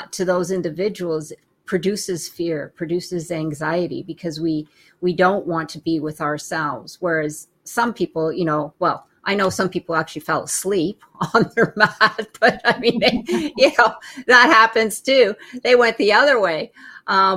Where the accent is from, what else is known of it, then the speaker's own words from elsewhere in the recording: Canada; moved away; I'm originally from Canada